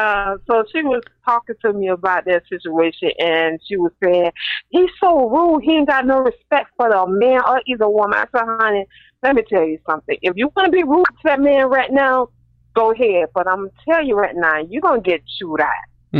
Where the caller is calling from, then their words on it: Florida, United States; I'm from Florida.